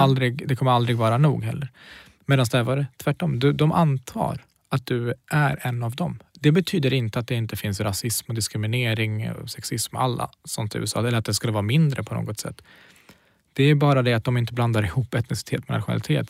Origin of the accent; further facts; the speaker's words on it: Knivsta, Uppsala County, Sweden; also born or lived in Kurdistan; antingen säger jag Knivsta eller så säger jag Kurdistan